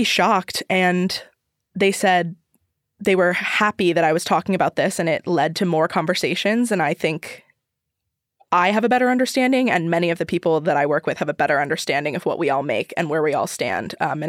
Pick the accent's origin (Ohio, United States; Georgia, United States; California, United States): Ohio, United States; moved away as an adult; now in New York City, United States; I'm from Ohio.